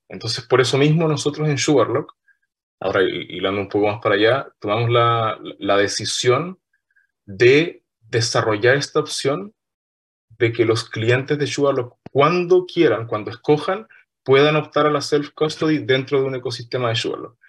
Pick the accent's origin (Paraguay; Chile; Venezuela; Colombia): Chile; Punta Arenas, Magallanes and Chilean Antarctica; yo soy de Punta Arenas, nacido, criado y malcriado criado en la ciudad de Punta Arenas